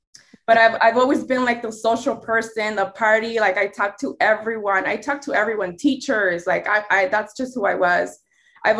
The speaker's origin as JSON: {"language": "English", "area": "Los Angeles County", "region": "California", "country": "United States", "tie": "born or raised there", "said": "I'm a Mexican American, born and raised in Los Angeles County"}